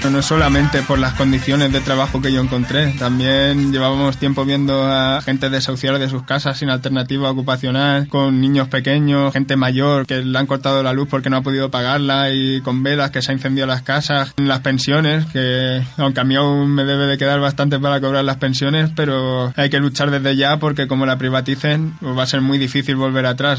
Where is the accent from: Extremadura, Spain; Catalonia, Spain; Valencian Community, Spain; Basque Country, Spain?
Valencian Community, Spain; Ibi; soy de aquí de IBI